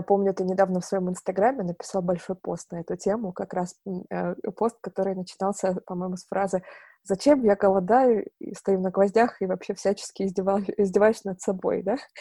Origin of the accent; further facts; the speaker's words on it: Novorossiysk, Krasnodar Krai, Russia; now in Moscow, Russia; я сама э, с юга, я родилась в Новороссийске, это э, юг Черное море, Краснодарский край. Вот, и когда я переехала в Москву